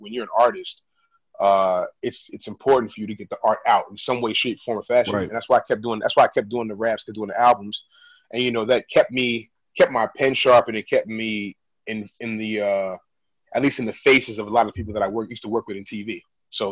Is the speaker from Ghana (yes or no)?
yes; Ghana; I'm Ghanaian